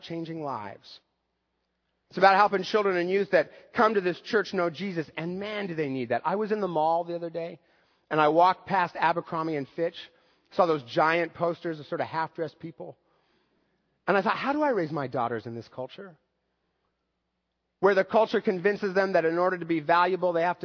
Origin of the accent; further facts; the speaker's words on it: United States; As an American baby boomer